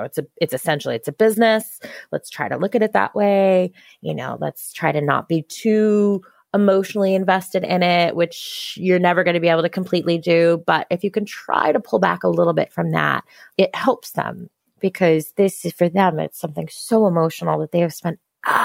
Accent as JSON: {"language": "English", "country": "United States", "tie": "born or raised there", "said": "I grew up right outside of New York City. So the city was my backyard for my whole life"}